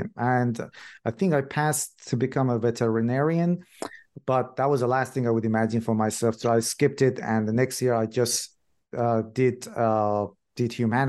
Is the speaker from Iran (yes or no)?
yes; Iran; moved away; I'm originally from Iran, so I did my high school in Iran.